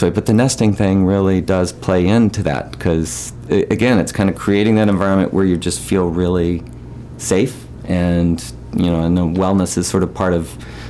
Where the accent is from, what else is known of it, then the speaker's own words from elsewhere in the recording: Memphis, Tennessee, United States; accent: southern; moved away as an adult; also born or lived in San Francisco; now in Peaks Island, United States; I got rid of my southern accent a long time ago.